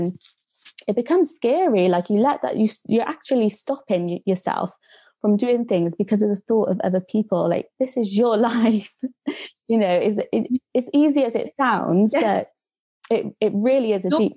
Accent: Cardiff, Wales, United Kingdom; moved away as an adult; now in Birmingham, United Kingdom; I'm originally from Cardiff

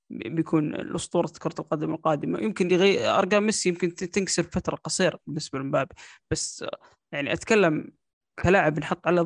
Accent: Saudi Arabia; اني انا كسعودي اشوف المباراه تقدم 2-1 على الارجنتين

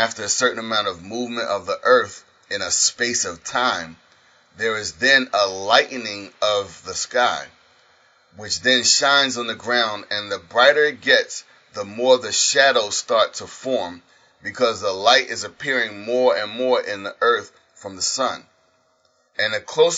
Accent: United States; As an American

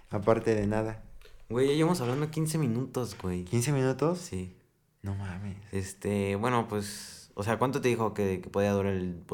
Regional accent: San Luis Potosí, Mexico

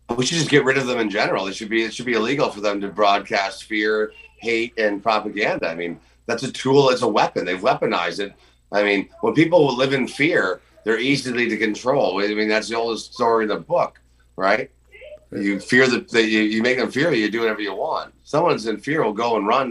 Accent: Canada; as Canadian citizens

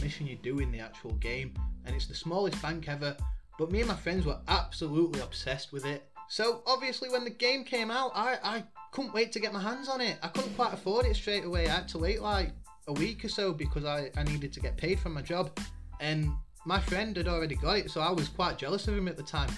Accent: United Kingdom; I'm a Brit

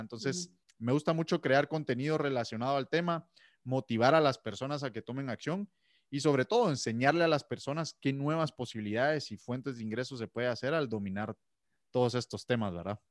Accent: Guatemala; soy de Guatemala

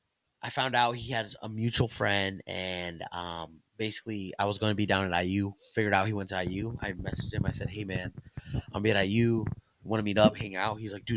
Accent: Plymouth, Indiana, United States; I grew up in Plymouth area.

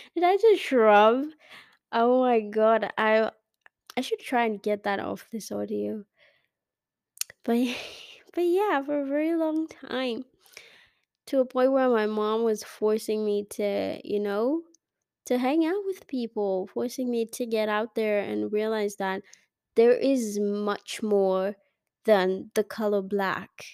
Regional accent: Kenya; I'm Kenyan

